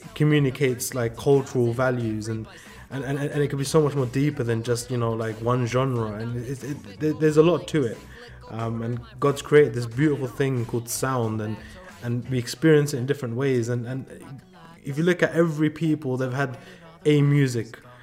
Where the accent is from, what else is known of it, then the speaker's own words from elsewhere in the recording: London, United Kingdom; moved away as an adult; also born or lived in California; growing up in London, for my sisters to wear hijab, it was just like a normal thing